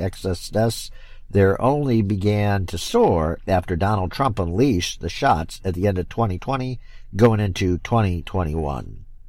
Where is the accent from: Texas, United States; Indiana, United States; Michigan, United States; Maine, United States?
Michigan, United States; also born or lived in Florida; I'm back here now in my home state of Michigan